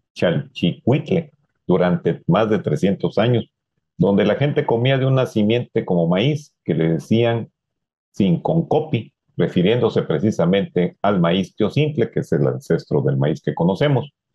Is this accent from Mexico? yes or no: yes; Mexico; uno de los símbolos que nos identifican como mexicanos